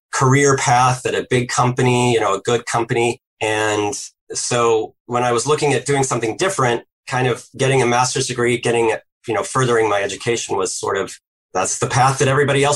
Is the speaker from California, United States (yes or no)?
no; Indianapolis, Indiana, United States; I grew up in Indianapolis, Indiana, and, you know, heart of the Midwest.